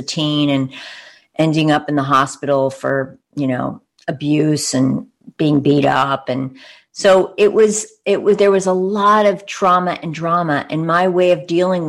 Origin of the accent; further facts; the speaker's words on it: Long Island, New York, United States; moved away as an adult; now in Bay Area, United States; I'm from Long Island, New York